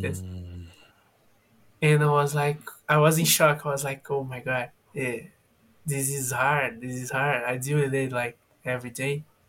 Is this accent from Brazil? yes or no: yes; Fortaleza, Ceará, Brazil; English is a second language; now in São Paulo, Brazil; I'm from Brazil. I am from a city that is on the northwest northeast from Brazil, that is Fortaleza on Ceará. But now I am living on São Paulo